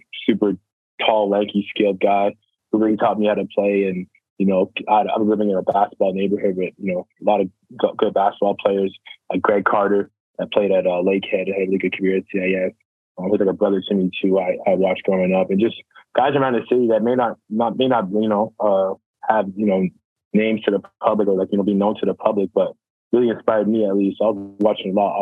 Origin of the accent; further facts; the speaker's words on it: Ottawa, Ontario, Canada; born and raised in Ottawa, Canada.